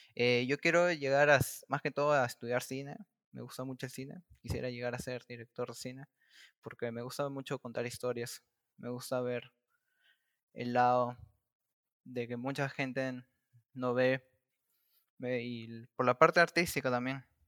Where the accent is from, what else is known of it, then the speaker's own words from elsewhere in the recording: Lima, Peru; Yo soy del distrito de Caraballo. Caraballo queda, eh, queda en la capital de Lima, al pero queda por la parte norte.